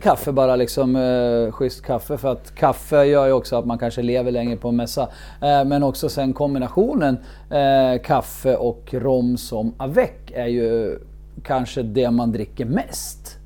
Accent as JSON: {"language": "Swedish", "country": "Sweden", "said": "som, som svensk"}